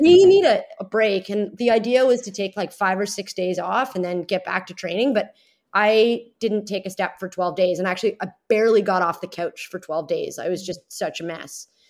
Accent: Toronto, Ontario, Canada; my hometown.

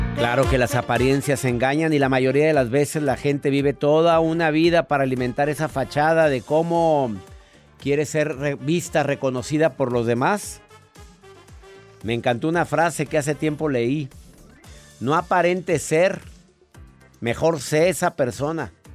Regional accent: Mexico; en mi país existe una ley que es la ley Olimpia

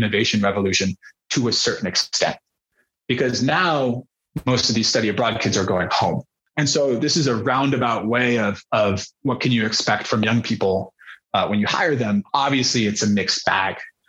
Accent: Berkeley, California, United States; born or raised there; moved away as an adult; also born or lived in New York; now in China

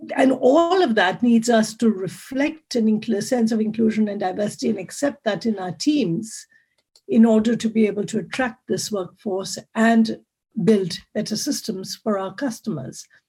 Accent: Mumbai, Maharashtra, India; moved away as an adult; now in Zurich, Switzerland; I come originally from India, from the huge big city of Bombay, Mumbai today, and I moved to Switzerland 26 years ago.

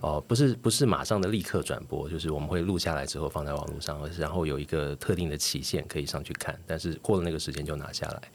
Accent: Taiwan; 我是一九七一年出生的，呃，所以台湾解除戒严，一九八七年，那年我十六岁上高中

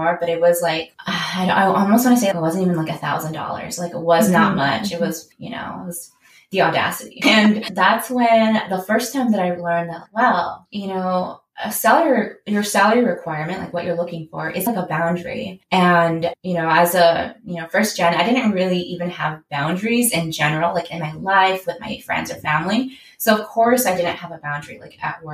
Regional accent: San Diego, California, United States; also born or lived in Davis, California; I'm originally from San Diego

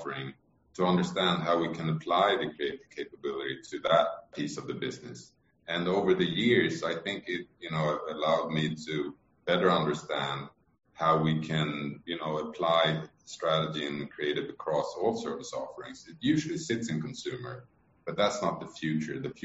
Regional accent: Sweden; I may be Swedish, but I'm American in that sense

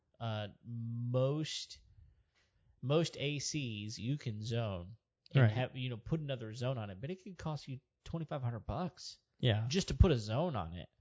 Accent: United States; I'm just American that knows dollars.

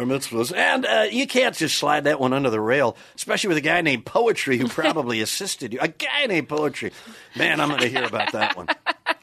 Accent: Wisconsin, United States; moved away; I'm originally from Wisconsin, Cheddar Falls, Wisconsin.

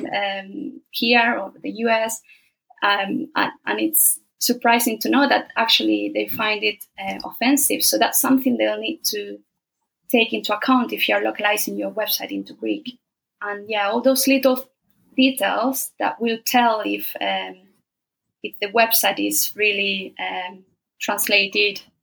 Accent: Spain

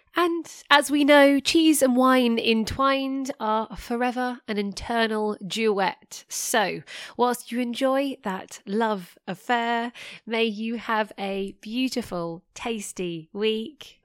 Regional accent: England, United Kingdom; I'm English

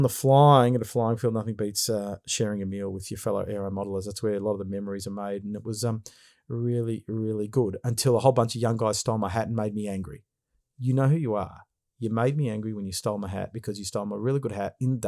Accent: Brighton, Australia; I grew up in Brighton, so know the area well

